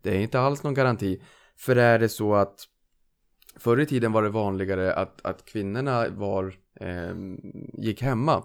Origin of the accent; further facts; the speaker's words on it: Norrland, Sweden; now in Lidingö, Sweden; jag är norrlänning